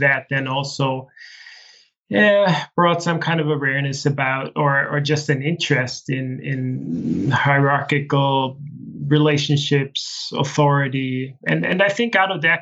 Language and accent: English; Austria; from the age of six, I grew up in a small village in the Austrian Alps.